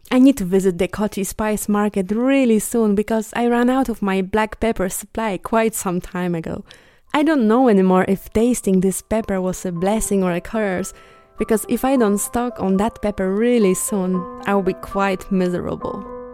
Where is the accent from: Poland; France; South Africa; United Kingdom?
Poland; Bielsko-Biała, Silesian Voivodeship; moved away; my hometown, Bielsko-Biała